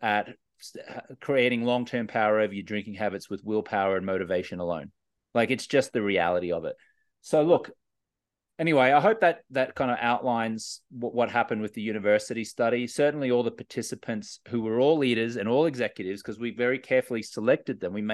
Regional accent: Australia; I was a socially acceptable drinker for many years growing up in Australia

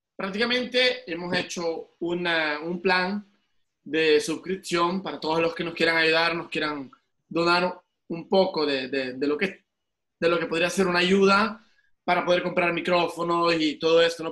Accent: El Salvador; soy salvadoreño

